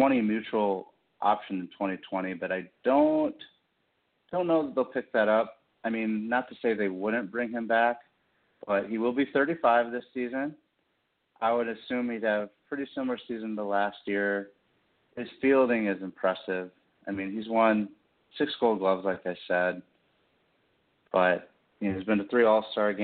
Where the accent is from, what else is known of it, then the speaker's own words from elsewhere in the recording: Kansas City, United States; I'm actually from Kansas City. My actual hometown, as some of my friends say, one of my hometowns.